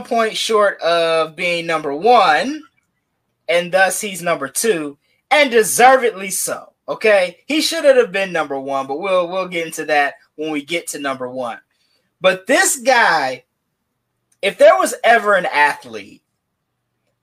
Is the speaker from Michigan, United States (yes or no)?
yes; Detroit, Michigan, United States; Born and raised in Detroit